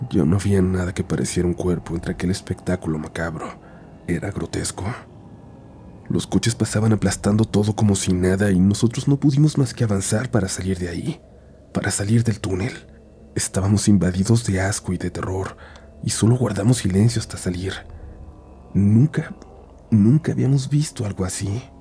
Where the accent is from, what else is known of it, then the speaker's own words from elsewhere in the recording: Guadalajara, Jalisco, Mexico; sucedió en una de las avenidas más importantes de Guadalajara, ciudad de donde soy originaria y en la que siempre he vivido